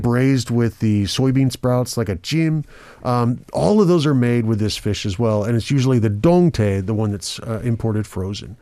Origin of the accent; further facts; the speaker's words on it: Brazil; now in Korea; I grew up with that in Brazil